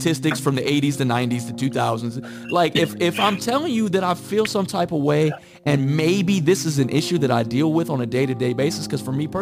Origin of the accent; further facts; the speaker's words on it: Midwest, United States; moved away; I moved here from the Midwest, so I came from a very segregated white and black city